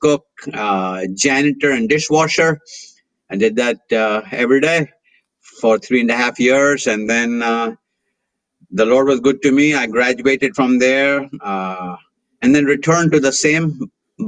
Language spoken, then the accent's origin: English; India; now in Atlanta, United States; I was very, very blessed, absolutely blessed to be born in a spirit-filled pastor's home in India